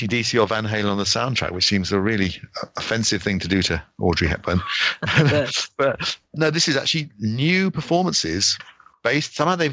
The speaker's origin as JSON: {"language": "English", "country": "United Kingdom", "said": "being British"}